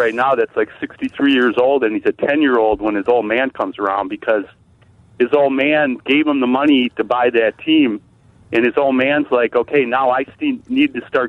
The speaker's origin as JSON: {"language": "English", "town": "Milwaukee", "region": "Wisconsin", "country": "United States", "said": "I'm from Milwaukee"}